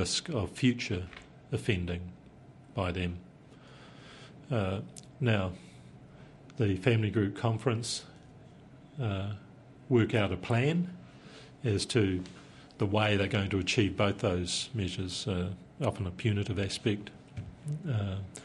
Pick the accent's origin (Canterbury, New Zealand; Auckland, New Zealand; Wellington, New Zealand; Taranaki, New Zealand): Taranaki, New Zealand; I'm from Taranaki